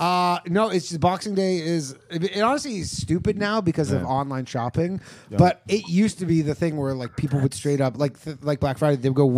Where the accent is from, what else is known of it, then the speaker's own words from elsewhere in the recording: Canada; now in New York, United States; I'm Canadian.